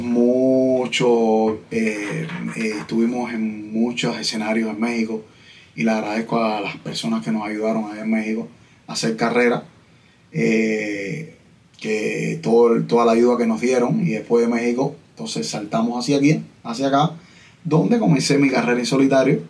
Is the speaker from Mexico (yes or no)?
no; Santa Clara, Villa Clara, Cuba; yo soy de Santa Clara